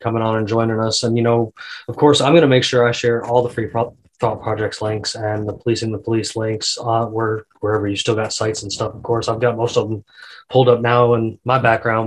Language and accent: English; the South, United States; I'm from the South